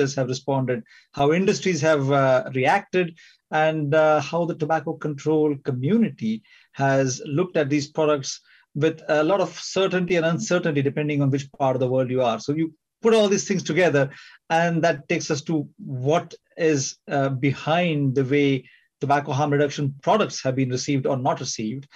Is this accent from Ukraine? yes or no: no; India; moved away as an adult; also born or lived in California / Singapore / United Kingdom; I'm from India. I trained in medicine in India